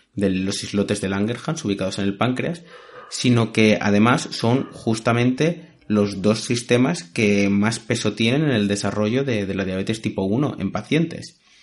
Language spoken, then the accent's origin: Spanish; Spain; los que como yo somos españoles